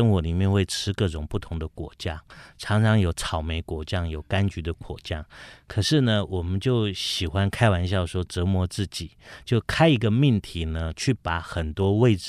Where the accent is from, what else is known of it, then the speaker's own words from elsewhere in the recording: Taiwan; 我们台湾人真正最美的是款待的心。